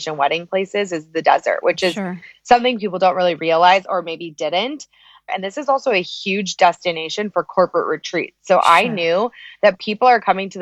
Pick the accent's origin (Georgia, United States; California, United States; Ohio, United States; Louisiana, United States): California, United States; Los Angeles; moved away as an adult; now in Phoenix, United States; I was born and raised in Los Angeles